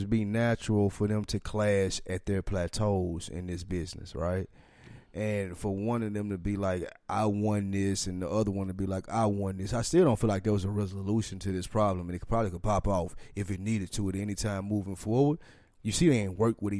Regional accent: the South, United States; Like we're from the South, we fuck with No Limit as opposed to them.

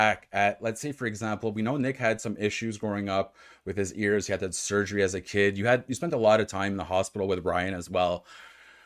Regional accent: Ottawa, Ontario, Canada; moved away as an adult; now in Montreal, Canada; I'm from Ottawa, so which is obviously in Ontario

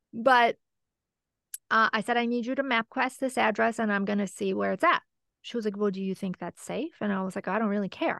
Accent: Michigan, United States; I'm from Michigan

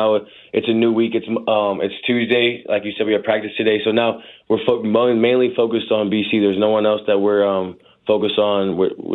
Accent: St. Louis, Missouri, United States; moved away as an adult; now in Indiana, United States; growing up in St. Louis, not always being that person everybody talked about

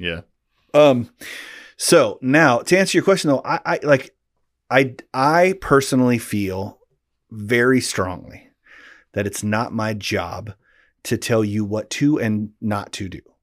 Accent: Pacific Northwest, United States; growing up in the Pacific Northwest

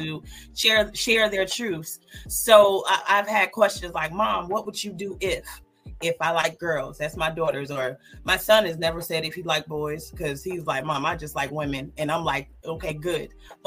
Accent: Georgia, United States; I'm from the South. I'm from actually born and raised in Georgia.

